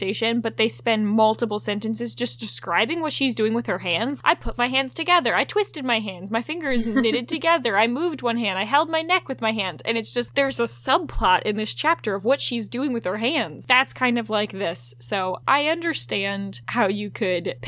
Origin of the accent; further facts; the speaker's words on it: Virginia, United States; growing up in Virginia